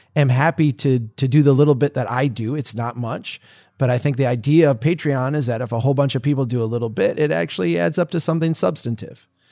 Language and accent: English; United States; As an American